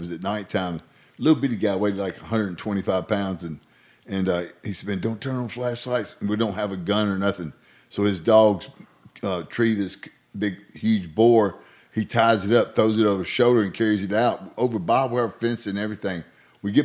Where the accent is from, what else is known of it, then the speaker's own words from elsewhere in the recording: Arkansas, United States; I'm from Arkansas. It's as redneck as you get.